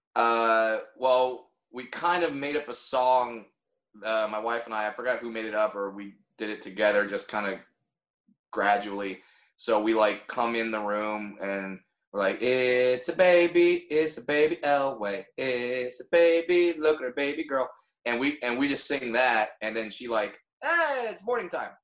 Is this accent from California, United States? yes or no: yes; Orange County, California, United States; I grew up in Orange County, California